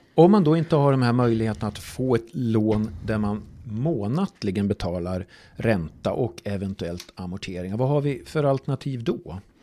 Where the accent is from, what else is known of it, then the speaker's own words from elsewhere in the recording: Falun, Dalarna County, Sweden; Jag är ju från, från Falun själv